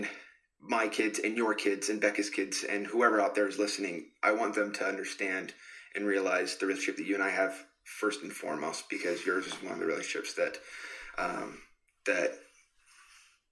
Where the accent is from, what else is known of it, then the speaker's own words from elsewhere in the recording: California, United States; moved away; grew up in California. Started out in California.